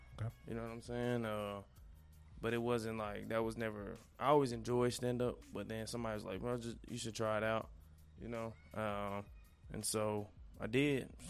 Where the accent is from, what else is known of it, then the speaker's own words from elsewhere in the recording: Cedar Hill, Texas, United States; also born or lived in Dallas; I was actually born right down the street. Okay. At the hospital right off Wheatland. Okay. Okay. Yeah. And then I kind of bounced around a little bit, but I pretty much say I'm from Cedar Hill.